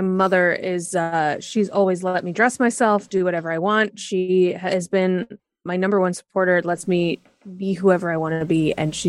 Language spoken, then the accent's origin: English; Fort Worth, Texas, United States; also born or lived in Kansas City, Missouri; Yes, I grew up in both Fort Worth, Texas, and a suburb of Kansas City, Missouri.